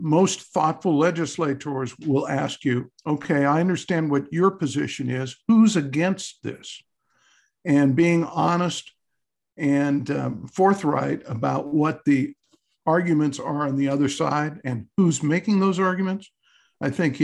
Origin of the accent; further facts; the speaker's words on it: Southern California, United States; moved away as an adult; also born or lived in Montana; I grew up in Southern California, the son of a World War II veteran and my mother